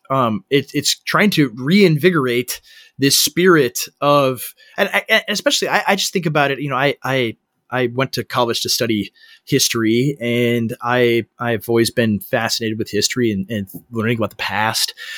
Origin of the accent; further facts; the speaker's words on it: Minnesota, United States; I am in Minnesota. I'm from, I'm born and raised here. I'm in my hometown